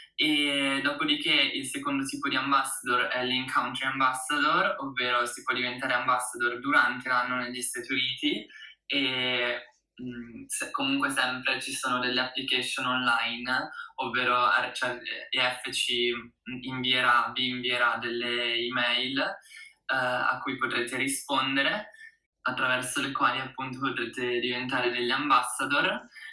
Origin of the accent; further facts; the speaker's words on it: Italy; also born or lived in United States; del mio paese di nascita, l'Italia